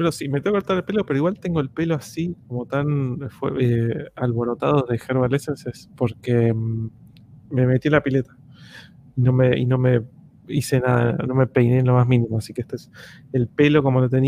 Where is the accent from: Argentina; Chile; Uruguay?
Chile; Que no me amargo, yo soy chileno